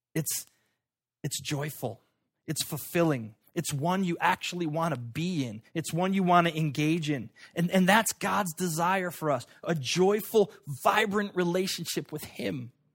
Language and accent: English; United States; I was born in America at this time